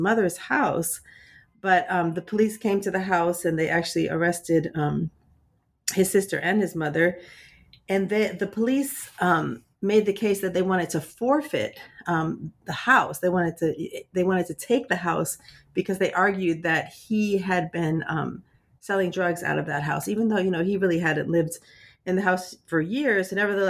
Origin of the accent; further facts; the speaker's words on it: Washington, District of Columbia, United States; but I live in DC, and I've been coming back to DC for the past few years for research for this book, but I'm also originally from Washington, DC.